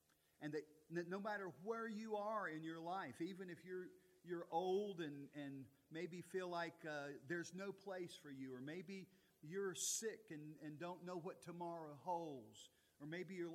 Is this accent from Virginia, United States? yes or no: yes; Altavista or Lynchburg, Central Virginia, United States; I grew up in Central Virginia. Most of my life as a child growing up lived in Alta Vista or Lynchburg, Virginia, one of those two towns